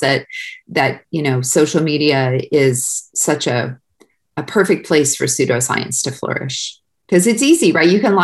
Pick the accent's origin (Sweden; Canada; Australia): Canada; Winnipeg, Manitoba; moved away as an adult; also born or lived in London, Ontario; now in United States; I'm from Winnipeg